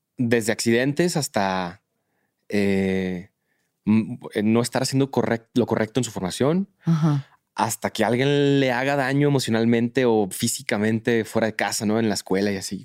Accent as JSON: {"language": "Spanish", "country": "Mexico", "said": "soy de México."}